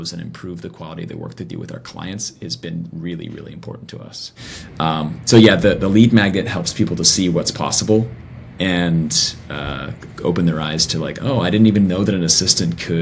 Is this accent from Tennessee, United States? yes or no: yes; Nashville, Tennessee, United States; I grew up in Nashville actually. So, I grew up in Music City